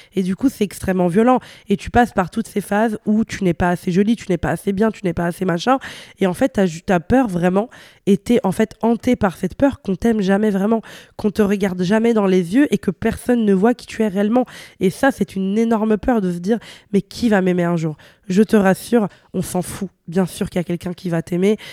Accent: Italy; moved away; also born or lived in Brussels, Belgium; je venais d'Italie, j'avais des codes vestimentaires qui n'étaient pas ceux de Bruxelles. C'est-à-dire que bah, chez moi, en Italie, on ose

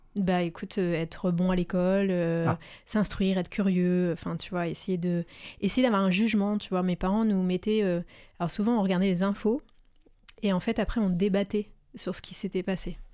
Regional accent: Pas-de-Calais, Hauts-de-France, France; je suis née dans le Pas-de-Calais, euh, c'est toujours là que je vis, d'ailleurs

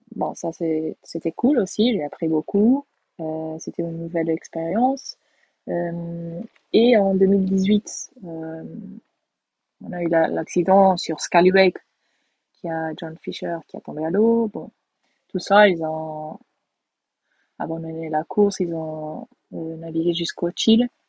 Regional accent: Portugal; Moi je suis portugaise

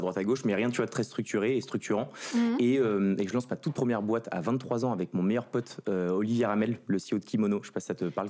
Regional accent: Ville-d'Avray, Île-de-France, France; also born or lived in Saint-Cloud; je viens du 92, pas très loin d'ici

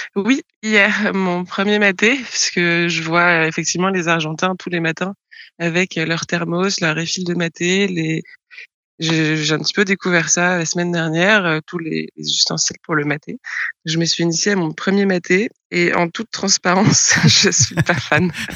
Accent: France; moved away; en tant que Français

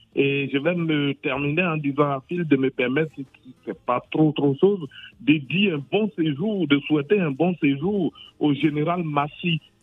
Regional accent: Côte d’Ivoire; chez nous en Côte d'Ivoire

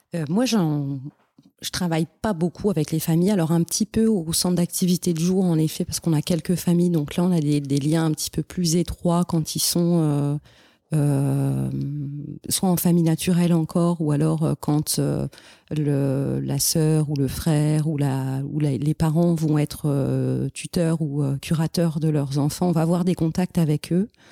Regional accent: France; moved away as an adult; now in Montreal, Canada; en tant que français

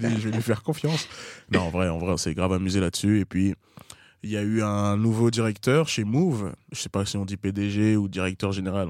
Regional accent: La Courneuve, Île-de-France, France; J'ai grandi à La Courneuve.

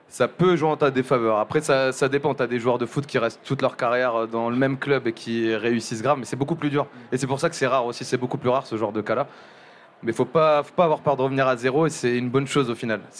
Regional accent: Hauts-de-France, France; born there; je suis né en Picardie, on a pas mal bougé avec, euh, avec ma mère, mon petit frère, mes deux petites sœurs.

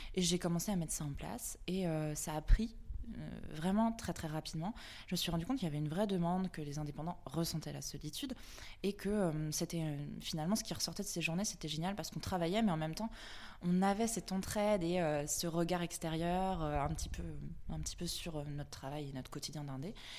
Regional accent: Vannes, Brittany, France; now in Nantes, France; je suis nantaise depuis 10 ans maintenant euh, et je viens de Vannes, en Bretagne

